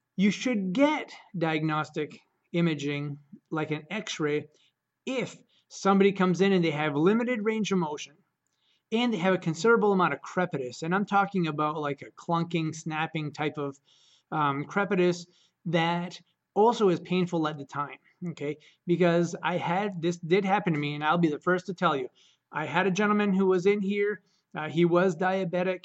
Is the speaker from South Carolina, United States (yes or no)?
no; Caribou, Maine, United States; I'm from Caribou, Maine